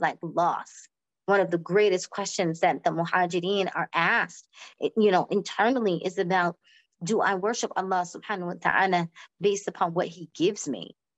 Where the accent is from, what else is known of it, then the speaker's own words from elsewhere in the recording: Florida, United States; moved away; also born or lived in New York; I'm from originally from Florida, so that sunshine, you know, and just the weather of the South